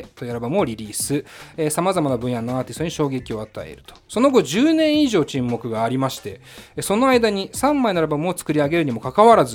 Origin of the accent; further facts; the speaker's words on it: Kyoto, Japan; accent: Kansai dialect; 身は京都です京都、はいまあ、今もねちょっと関西弁というかが出てますけど